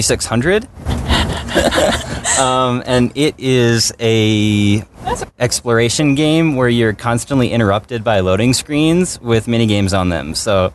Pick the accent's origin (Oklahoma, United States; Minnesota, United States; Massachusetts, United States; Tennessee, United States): Minnesota, United States; Minneapolis; I'm from Minneapolis, Minnesota.